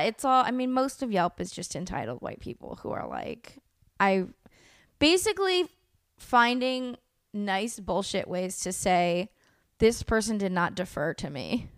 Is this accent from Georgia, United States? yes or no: no; El Sobrante, California, United States; born or raised there; also born or lived in Oakland, California